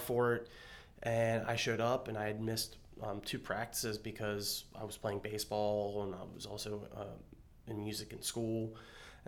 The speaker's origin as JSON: {"language": "English", "area": "Berkeley County", "region": "West Virginia", "country": "United States", "tie": "born or raised there", "said": "I grew up in Berkeley County, West Virginia."}